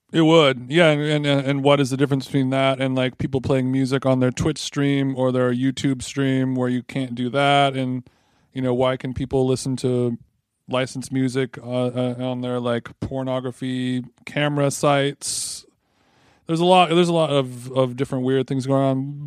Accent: Huntington Beach, California, United States; the library that I grew up in Huntington Beach, the Huntington Beach Library

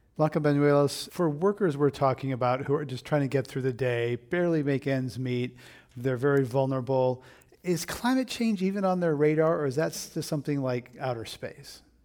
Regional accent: Monterey County, California, United States; moved away; I grew up in Monterey County, which is about a hundred miles south of San Francisco, big agricultural county

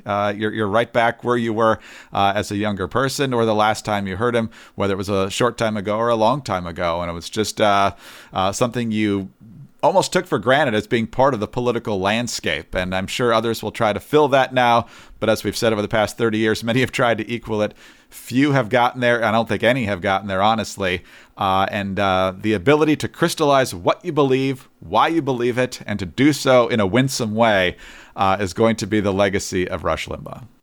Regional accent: Michigan, United States; I'm from Michigan

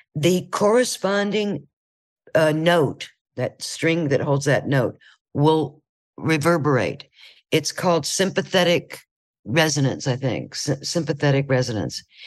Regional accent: Ohio, United States; moved away; I'm from Ohio

